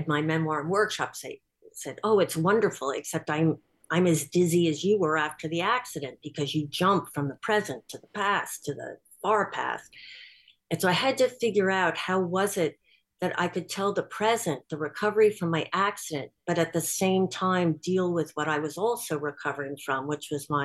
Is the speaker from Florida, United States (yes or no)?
no; Bronxville, New York, United States; I was born in Bronxville